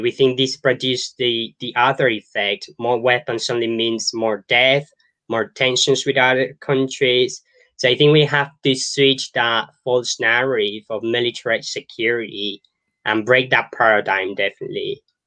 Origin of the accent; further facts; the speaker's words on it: Colombia; I was born in Colombia and I grew up in Colombia